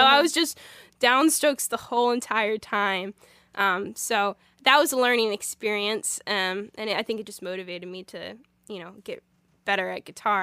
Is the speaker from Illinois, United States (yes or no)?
yes; Illinois, United States; also born or lived in Springfield, Missouri; I've gro-, grown up in Illinois, so I, sin, I've been here since I was two, so, um, Illinois is my home state